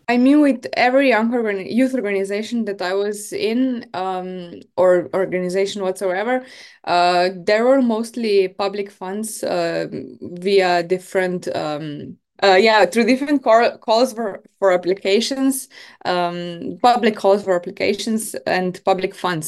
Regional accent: Maribor, Drava, Slovenia; I am from Slovenia, from Maribor.

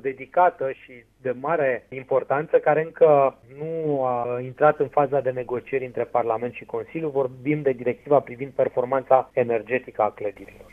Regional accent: Drobeta-Turnu Severin, Mehedinți County, Romania; de municipiul Turnul Severin, orașul meu natal

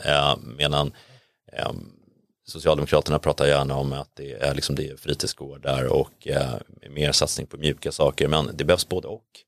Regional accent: Täby, Stockholm County, Sweden; moved away as an adult; now in Sollentuna, Sweden; Jag växte upp i Täby

